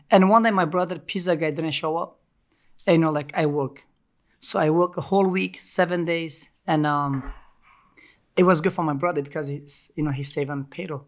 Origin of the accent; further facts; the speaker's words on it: Turkey; English is a second language; also born or lived in Montreal, Canada; now in New York, United States; I grew up in Ca, uh, Turkey